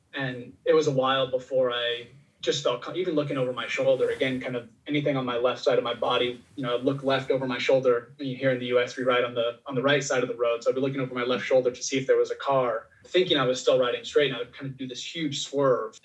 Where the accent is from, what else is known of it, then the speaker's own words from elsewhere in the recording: Oregon, United States; growing up in Oregon